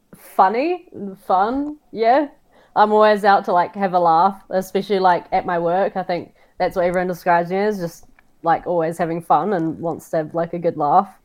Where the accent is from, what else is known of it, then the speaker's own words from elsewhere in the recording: Auckland, New Zealand; now in Queenstown, New Zealand; I grew up in Auckland, New Zealand, with my mum and my brother.